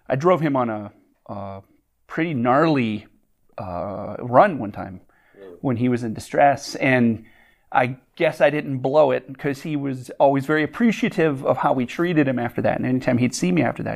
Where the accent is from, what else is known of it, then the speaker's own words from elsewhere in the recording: Wishek, North Dakota, United States; now in Kalamazoo, United States; I grew up in Wishick.